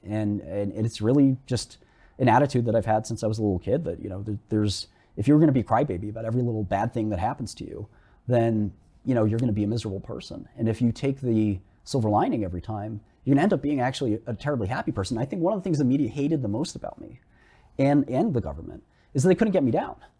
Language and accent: English; New York City, New York, United States; I grew up in Brooklyn, melting pot, I understand minorities.